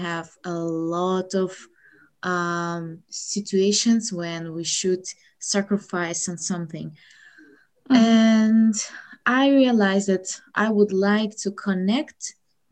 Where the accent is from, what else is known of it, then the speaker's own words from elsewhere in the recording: Ukraine; English is a second language; I'm from Ukraine